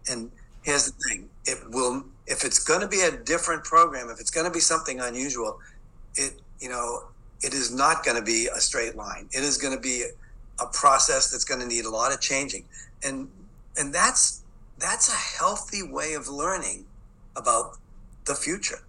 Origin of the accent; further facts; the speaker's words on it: Boston, Massachusetts, United States; accent: Boston; I'm from the city of Boston. I grew up in Boston, so you'll hear that Boston accent.